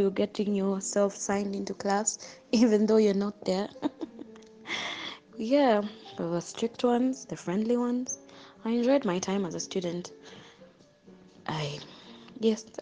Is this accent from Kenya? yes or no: yes; Kenya; my journey as a Kenyan law student